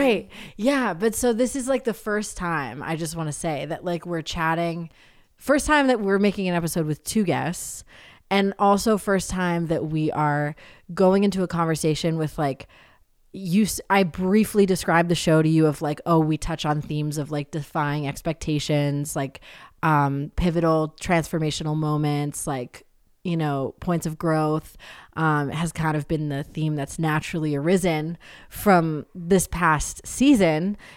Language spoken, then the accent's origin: English; New Hampshire, United States; I grew up in New Hampshire.